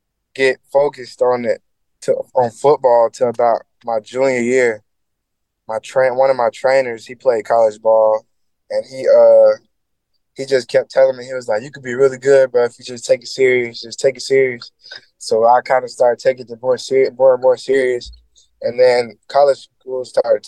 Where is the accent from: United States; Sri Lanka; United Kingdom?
United States; Oxford, Alabama; moved away; also born or lived in Georgia; I grew up with my mom and my brother, my three brothers, in Oxford, Alabama